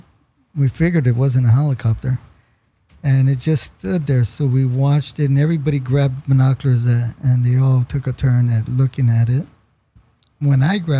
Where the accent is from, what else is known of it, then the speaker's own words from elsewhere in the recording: Los Angeles, California, United States; I grew up in Lincoln Heights, Northeast